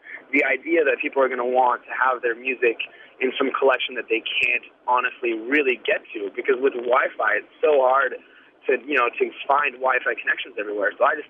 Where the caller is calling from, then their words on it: Edmonds, Washington, United States; I'm from Edmonds